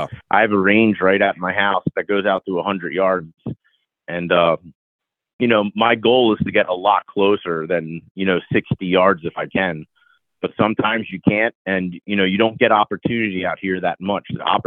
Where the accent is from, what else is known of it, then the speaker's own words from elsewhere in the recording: Pennsylvania, United States; now in Arizona, United States; growing up in Bucks County, Pennsylvania, I've taken an archery lesson from a professional. But when I moved out here, the Arizona Archery Club was right down the street from my house